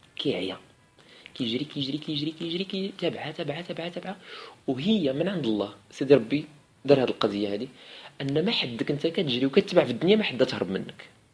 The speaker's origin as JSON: {"language": "Arabic", "country": "Morocco", "said": "عندنا في المغرب"}